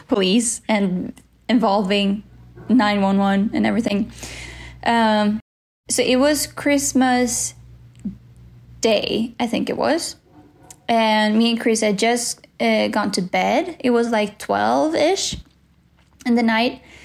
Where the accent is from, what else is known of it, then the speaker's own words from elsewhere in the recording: Sweden; in my life in Sweden